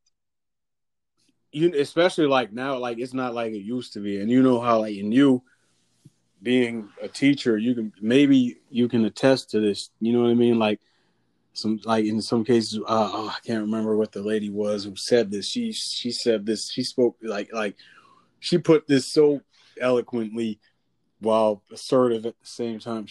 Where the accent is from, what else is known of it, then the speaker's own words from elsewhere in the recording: New York City, New York, United States; I grew up in New York City